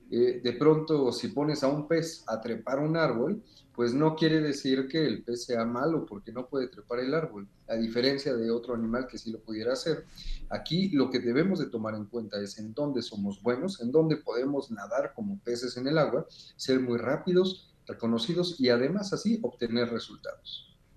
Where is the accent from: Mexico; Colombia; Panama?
Mexico; aquí en nuestro país